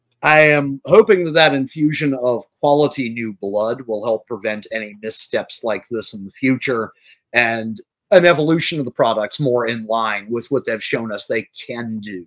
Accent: New Orleans, Louisiana, United States; I'm from New Orleans.

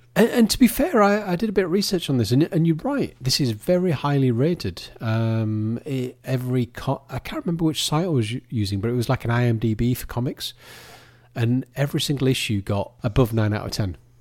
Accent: United Kingdom; with us being British

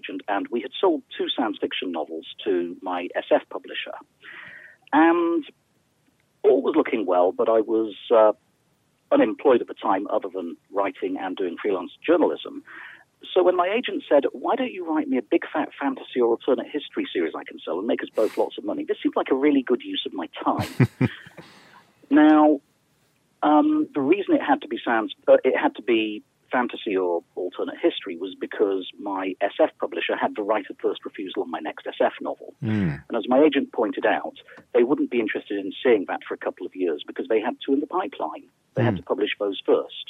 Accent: United Kingdom; I'm a British author

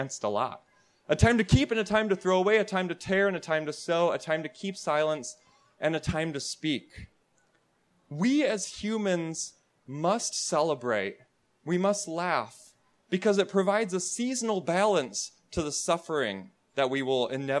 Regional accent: Wisconsin, United States; moved away; I'm from Wisconsin originally

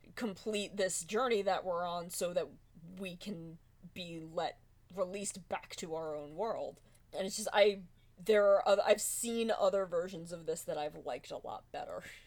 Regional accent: United States; as an American

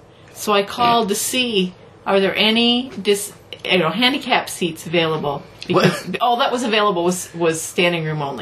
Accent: Nebraska, United States; moved away; I'm from Nebraska. In Nebraska, we say Norfolk.

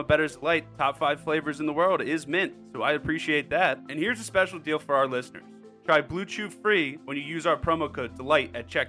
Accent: St. Louis, Missouri, United States; That's my hometown.

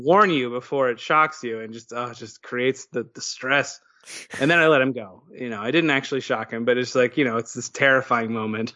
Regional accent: West Virginia, United States; moved away as an adult; also born or lived in New York City; I grew up in West Virginia

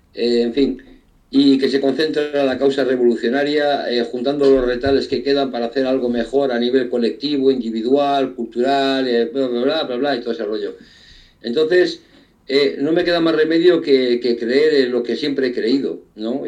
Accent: Spain; un pueblo como el nuestro, que ha dado tantos revolucionarios

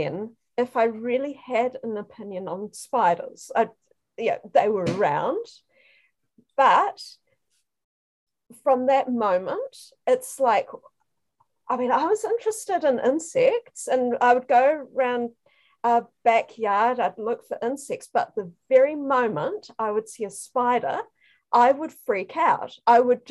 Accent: North Island, New Zealand; I grew up, I'm from New Zealand. I grew up in the North Island.

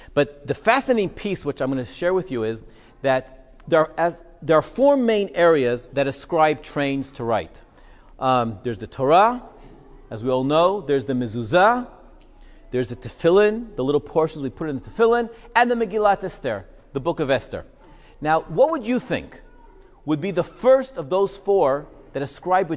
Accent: Israel; I was growing up in Israel, we made Aliyah when I was 6

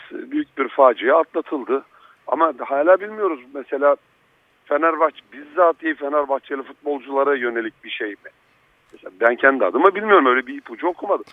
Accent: Black Sea Region, Turkey; Karadenizliyim. Ben Karadenizliyim. Yani anam, babam, kendim, oralarda doğdum, büyüdüm.

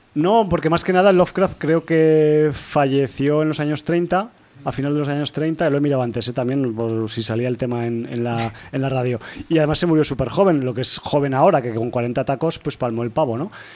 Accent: Spain; como europeos eh, de España

